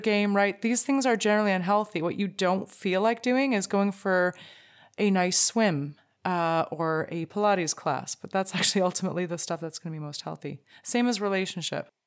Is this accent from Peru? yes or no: no; Canada; as a Canadian